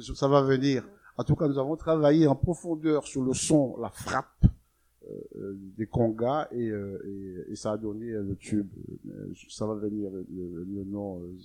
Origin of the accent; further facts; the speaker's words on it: Guadeloupe; now in Paris, France; chez nous, en Guadeloupe